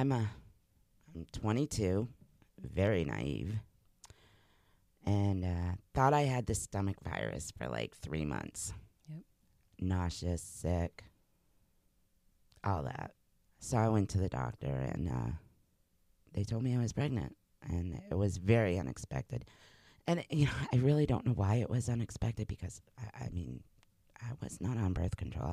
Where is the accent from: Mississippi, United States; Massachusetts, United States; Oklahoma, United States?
Massachusetts, United States; moved away as an adult; also born or lived in New Hampshire; I had grown up in Massachusetts